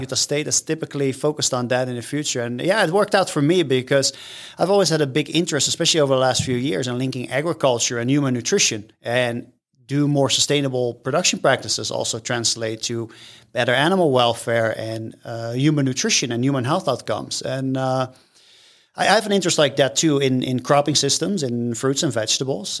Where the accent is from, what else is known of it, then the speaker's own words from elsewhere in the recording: Rotterdam, South Holland, Netherlands; moved away as an adult; now in United States; I am from the Netherlands. Yes, born and raised.